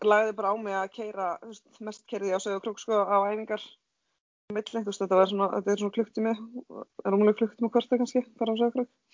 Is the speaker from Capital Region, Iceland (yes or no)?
no; Hvammstangi, Northwestern Region, Iceland; Ég er ekki söðkrækingur, ég er frá Pámstanga